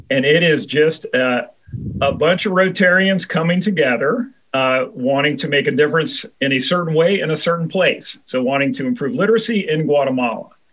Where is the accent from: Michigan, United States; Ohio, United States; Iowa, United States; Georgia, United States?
Ohio, United States; Cincinnati; I'm from Cincinnati, Ohio.